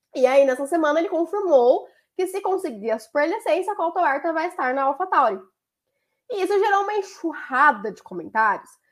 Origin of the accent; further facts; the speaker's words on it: Brazil; como brasileiro